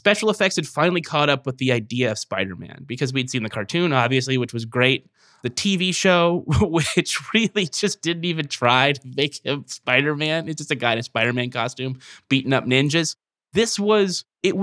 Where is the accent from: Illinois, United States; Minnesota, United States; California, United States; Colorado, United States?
California, United States; Merced; my hometown of Merced